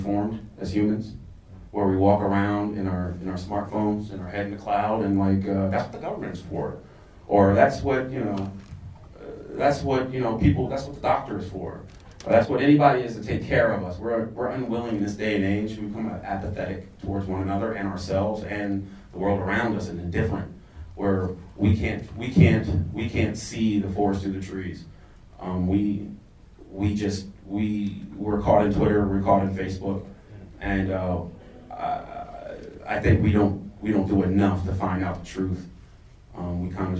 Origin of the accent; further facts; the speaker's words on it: United States; I am African American that has lived in the United States for all my life